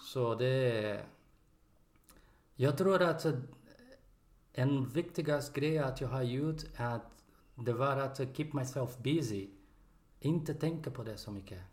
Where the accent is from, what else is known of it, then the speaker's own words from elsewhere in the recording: Brazil; Swedish is a second language; moved away as an adult; now in Sweden; Jag kommer från Brasilien. And jag bor i Sverige